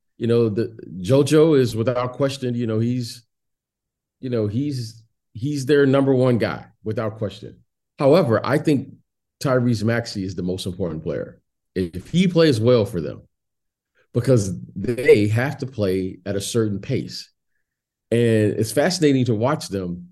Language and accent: English; Detroit, Michigan, United States; moved away as an adult; also born or lived in Chicago; I was born in Detroit